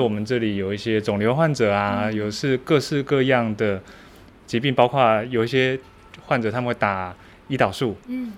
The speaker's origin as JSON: {"language": "Chinese", "town": "Taitung", "region": "Taitung County", "country": "Taiwan", "moved": "yes", "lives_now": "Hualien, Taiwan", "said": "其实我是台东人欸，虽然东部小孩"}